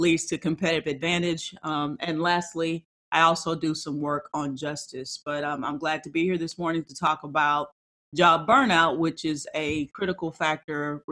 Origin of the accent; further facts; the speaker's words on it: Texas, United States; I am a Texan.